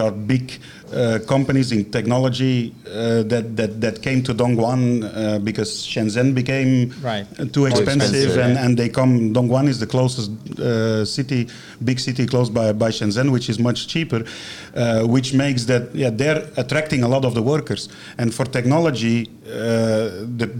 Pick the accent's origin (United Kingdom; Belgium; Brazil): Belgium; moved away as an adult; now in China; back in Belgium, in my hometown